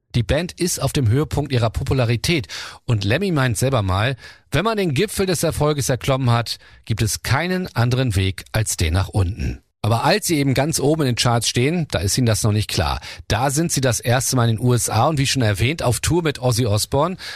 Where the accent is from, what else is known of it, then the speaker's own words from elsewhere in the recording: Germany; Bei uns in Deutschland